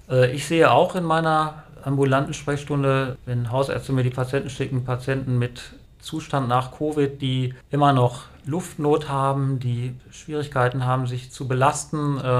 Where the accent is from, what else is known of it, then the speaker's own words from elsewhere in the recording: Lower Saxony, Germany; bin dann halt wieder zurückgekehrt hier in die Region, also sozusagen meine Heimatregion